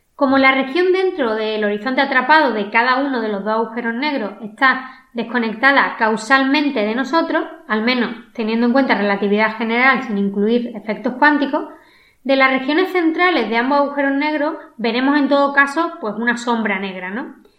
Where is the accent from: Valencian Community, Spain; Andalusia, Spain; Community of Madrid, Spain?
Andalusia, Spain; Málaga; accent: malagueño; mi inglés y más mitad de un acento malagueño